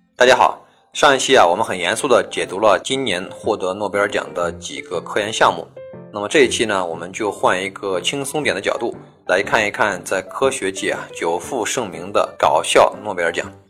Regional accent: China; 以我们中国人的惯用思维来衡量一件事儿

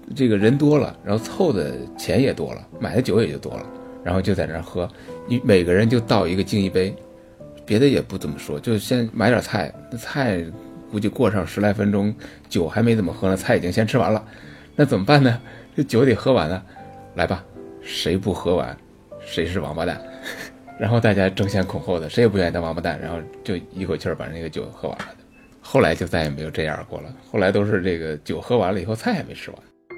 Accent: Shanxi, China; 作为土生土长的山西人

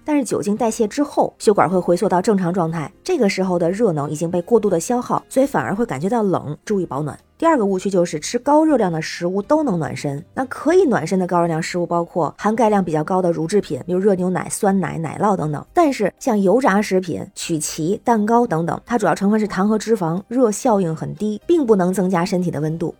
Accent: northern China, China; 北方人啊，我也不能懂

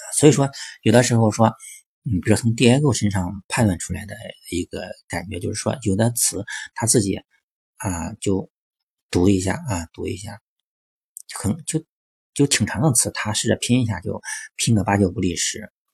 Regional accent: China; 我们中国人

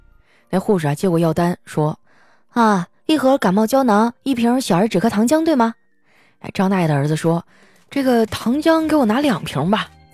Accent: Harbin, Heilongjiang, China; now in Shanghai, China; 我就特别想念我的家乡。不瞒你们说呀，哈尔滨呢，在十月中下旬啊，就已经开始供暖了

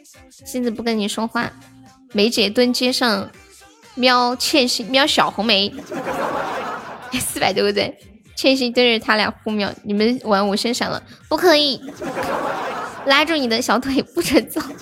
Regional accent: Sichuan, China; 对，我是四川人

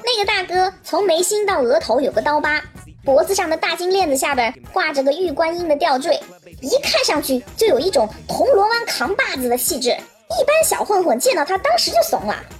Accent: China; 我们中国人太聪明了

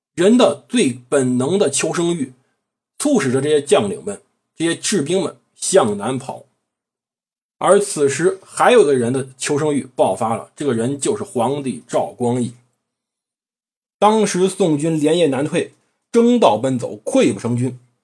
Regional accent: China; 我们其实中国人这一点就充分发挥了自己的灵动性

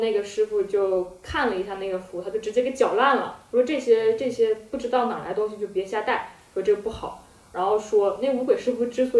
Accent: Hohhot, Inner Mongolia, China; 就在呼和浩特嘛，内蒙。

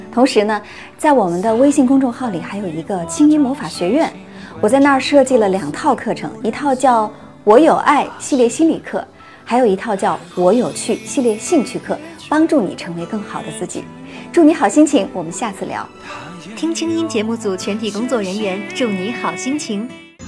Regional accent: China; 我们中国人

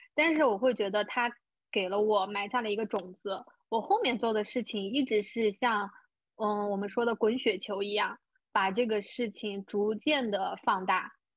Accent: China; 我出生的小县城有多小呢

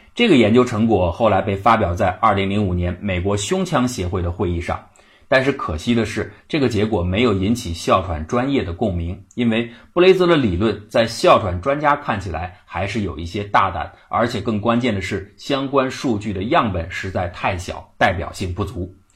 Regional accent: China; 我们中国人

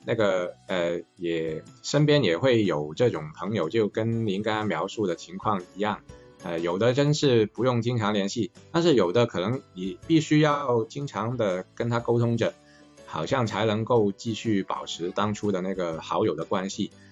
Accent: Guangzhou, Guangdong, China; 咱们是广州的

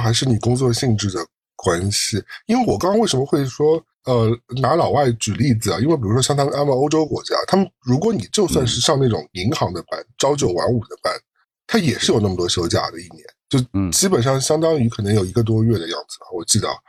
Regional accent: China; 我们中国人民过得那么辛苦，

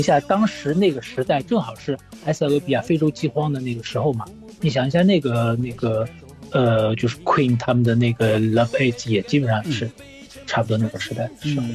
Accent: Shanghai, China; now in Spain; 上海，我是在上海长大的

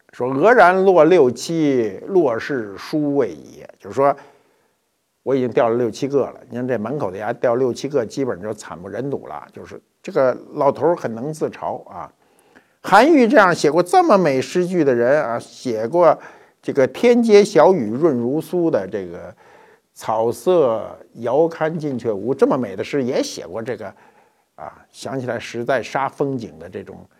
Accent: China; 我们中国人

